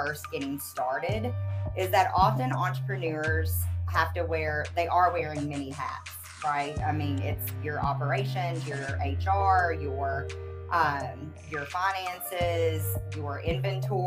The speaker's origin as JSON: {"language": "English", "region": "Western Kentucky", "country": "United States", "tie": "born or raised there", "moved": "as an adult", "lives_now": "Western North Carolina, United States", "said": "I originally was born and raised in Western Kentucky"}